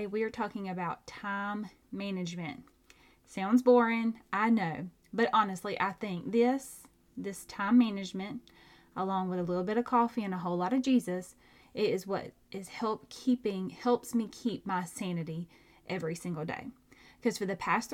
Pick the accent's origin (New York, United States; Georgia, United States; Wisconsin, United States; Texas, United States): Georgia, United States; I'm from Georgia